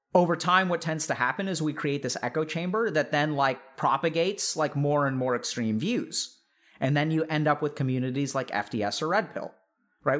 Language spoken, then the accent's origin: English; Texas, United States; growing up in Texas